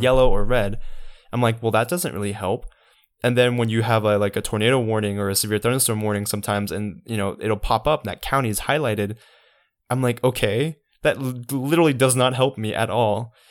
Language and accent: English; Savannah, Georgia, United States; I'm from Savannah